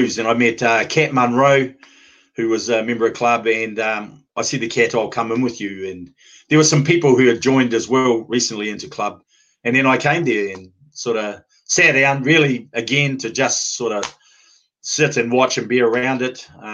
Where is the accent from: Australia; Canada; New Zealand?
New Zealand; moved away as an adult; now in United Kingdom; I've always stood as a Māori man, and not just as a New Zealander